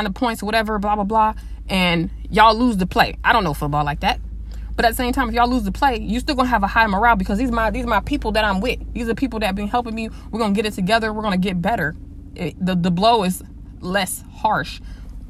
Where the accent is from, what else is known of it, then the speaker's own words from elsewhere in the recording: the West, United States; I'm from the West